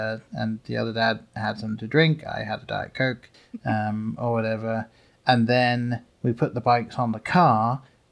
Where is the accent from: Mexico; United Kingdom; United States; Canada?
United Kingdom; England; Growing up in England